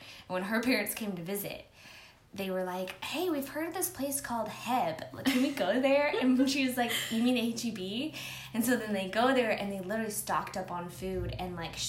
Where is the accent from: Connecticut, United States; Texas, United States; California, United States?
Texas, United States; San Antonio; moved away; we're both from San Antonio.